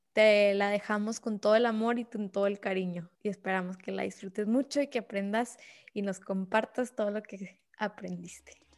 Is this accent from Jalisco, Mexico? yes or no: no; Ciudad Juárez, Chihuahua, Mexico; nunca voy a regresar a Juárez